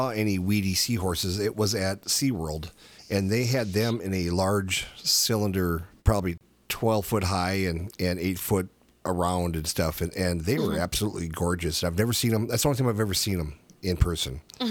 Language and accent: English; Minnesota, United States; I'm from Minnesota